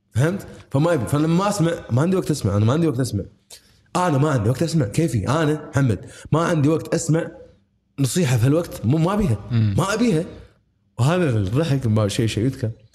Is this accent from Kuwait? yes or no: yes; Kuwait; بلدي انا الكويت